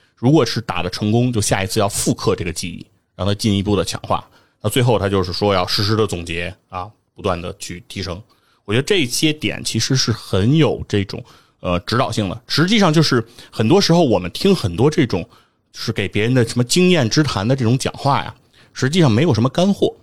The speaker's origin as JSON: {"language": "Chinese", "country": "China", "said": "我们中国人"}